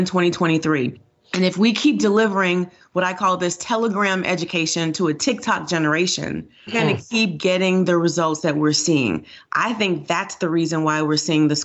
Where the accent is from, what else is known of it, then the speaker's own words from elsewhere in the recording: Miami, Florida, United States; moved away as an adult; now in Georgia, United States; I grew up in Florida. I got a great public education, and I'm a product of school choice.